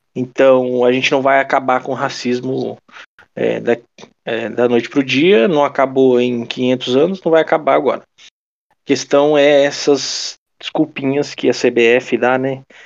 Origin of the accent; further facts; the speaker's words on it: Brazil; eu sou brasileiro